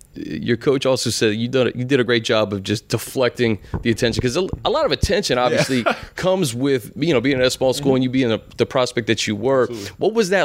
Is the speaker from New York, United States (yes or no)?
no; Virginia, United States; Because I'm from Virginia.